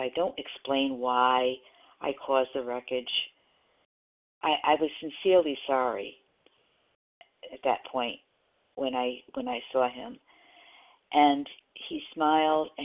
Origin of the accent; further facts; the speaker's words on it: Rhode Island, United States; now in South Carolina, United States; I'm from Rhode Island originally, but I do live in South Carolina now.